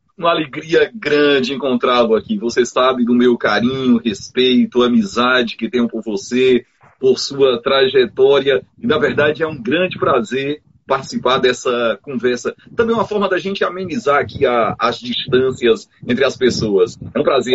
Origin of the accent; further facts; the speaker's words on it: Boa Viagem, Ceará, Brazil; lá do sertão, sou de Boa Viagem